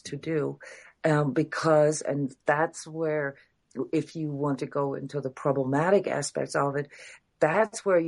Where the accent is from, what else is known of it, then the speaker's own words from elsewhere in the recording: Iceland; I'm from Iceland